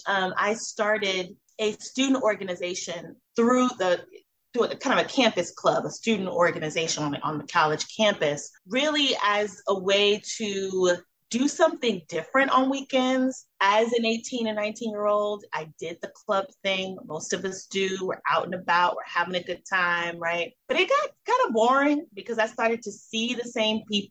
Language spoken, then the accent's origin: English; Miami, Florida, United States; I was born in Miami, Florida